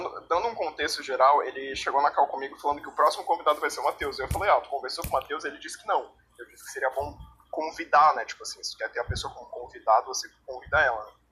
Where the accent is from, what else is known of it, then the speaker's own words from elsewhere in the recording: Santa Catarina, Brazil; Eu sou de Santa Catarina, na verdade